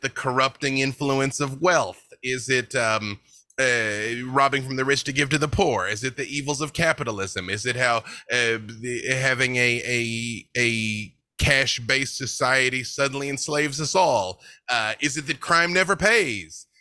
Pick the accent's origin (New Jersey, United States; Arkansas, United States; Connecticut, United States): Arkansas, United States; I'm from Arkansas